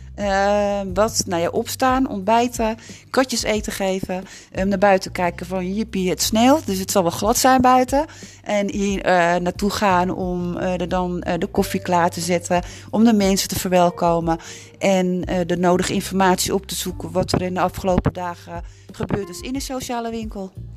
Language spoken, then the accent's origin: Dutch; Amsterdam, North Holland, Netherlands; moved away as an adult; now in Broek op Langedijk, Netherlands; Ik ben in Amsterdam ben ik opgegroeid